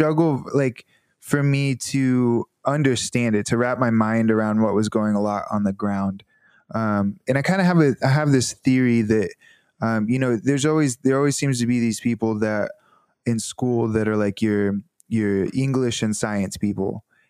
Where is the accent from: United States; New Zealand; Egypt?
United States; the South; You know, I'm from the South and people are much more polite to your face, and then they'll say something behind your back, you know.